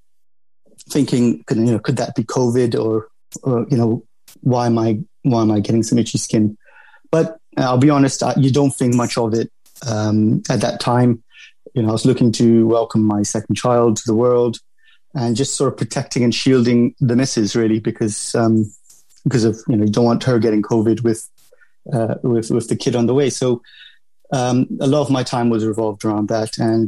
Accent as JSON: {"language": "English", "region": "London", "country": "United Kingdom", "tie": "born or raised there", "said": "I grew up in London. I went to school in London. I went to uni in London. So, I would consider myself, a Londoner, really"}